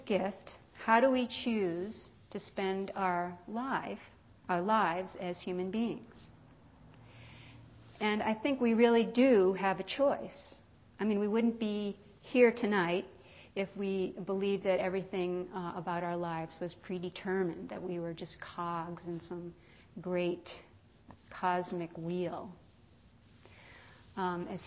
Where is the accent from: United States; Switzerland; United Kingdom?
United States; East Coast; now in California, United States; I grew up on the East Coast